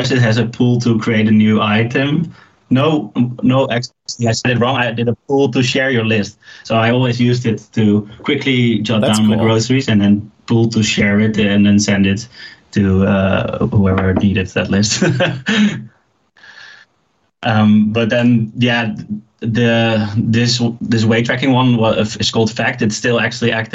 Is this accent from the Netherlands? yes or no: yes; Leeuwarden, Friesland, Netherlands; moved away as an adult; now in Amsterdam, Netherlands; Originally, I'm from a smaller town up north of the Netherlands called Leeuwarden.